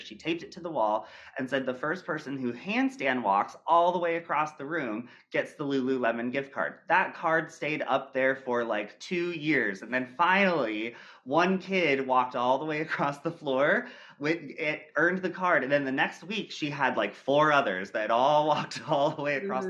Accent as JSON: {"language": "English", "town": "Millersburg", "region": "Ohio", "country": "United States", "tie": "born or raised there", "said": "I grew up in Millersburg, Ohio, in a very small town dance studio"}